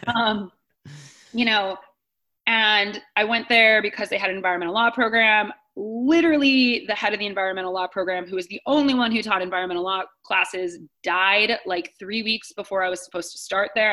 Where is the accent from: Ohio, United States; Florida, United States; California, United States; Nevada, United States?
Ohio, United States; Akron; I grew up outside of Akron, Ohio